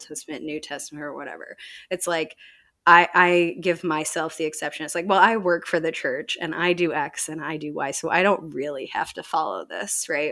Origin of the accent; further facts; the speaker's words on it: Chicago, Illinois, United States; now in Indianapolis, United States; I grew up outside of Chicago